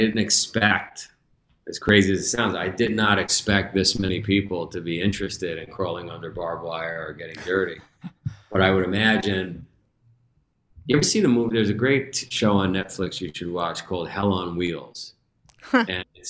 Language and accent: English; New York, United States; I grew up, if you ever saw the movie Goodfellas, I grew up in Ground Zero for that.